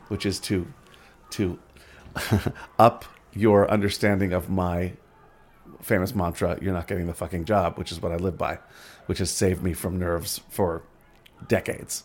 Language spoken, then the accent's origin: English; New York, United States; moved away; I'm from New York originally